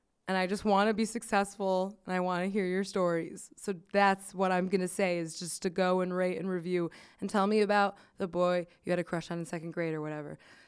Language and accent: English; Miami, Florida, United States; moved away as an adult; also born or lived in Midwest